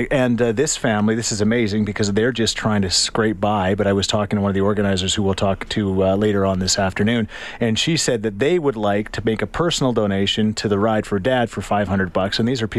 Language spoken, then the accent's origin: English; Thorsby, Alberta, Canada; we're going to meet you guys in Thorsby, where your first stop is going to be, which is my hometown, where I proudly say that I hail from.